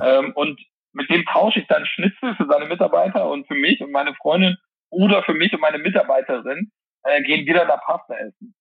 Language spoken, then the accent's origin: German; Mönchengladbach, North Rhine-Westphalia, Germany; moved away; in meiner Heimat Mönchengladbach